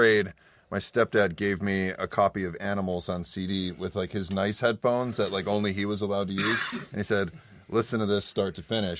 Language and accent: English; Rochester, New York, United States; I play guitar, sing, and synth for …. I grew up in the Rochester area and live in Rochester now.